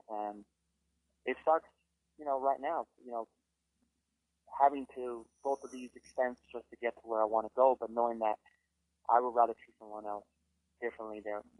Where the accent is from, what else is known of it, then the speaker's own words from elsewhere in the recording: Miami, Florida, United States; I'm from Miami, so unfortunately, I have a Miami side to me